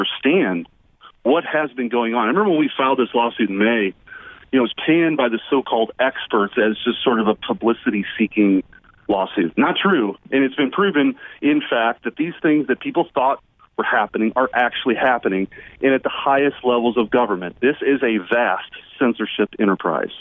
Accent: Missouri, United States; I come from the Show Me State, Sean, and one of the things we take pride in the state is we're skeptical.

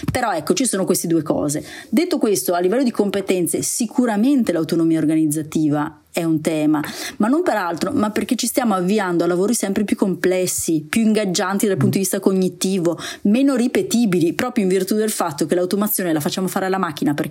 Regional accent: Veneto, Italy; siccome io sono anche... veneta della

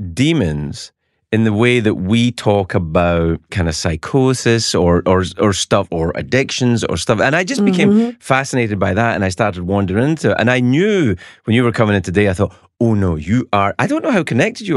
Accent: Scotland, United Kingdom; I'm not a Catholic, but I grew up in Scotland. There's a lot of Catholics around, and I have friends who are Catholics.

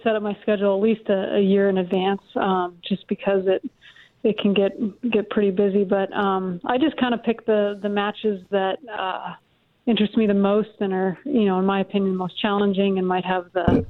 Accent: Colorado, United States; I just pulled into Georgia. I'm from Colorado, but I'm heading to South Carolina for an event.

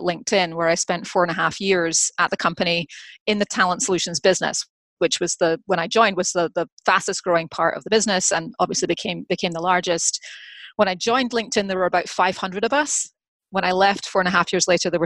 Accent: Scotland, United Kingdom; moved away as an adult; now in United States; I grew up in Scotland, actually earned my liberal arts major, so earned my degree in history and English from University of Edinburgh

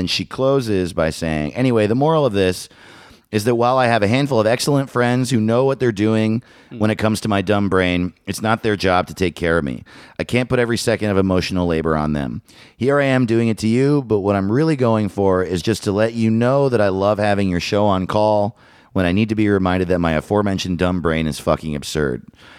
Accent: Lake Tapawingo, Missouri, United States; I'm from Lake Tappawingo.

